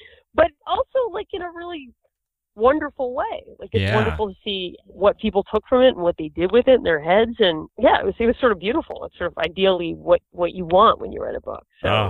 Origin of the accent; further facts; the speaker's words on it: Boston, Massachusetts, United States; also born or lived in New York; I'm from Boston and New York, and there's plenty of money there too.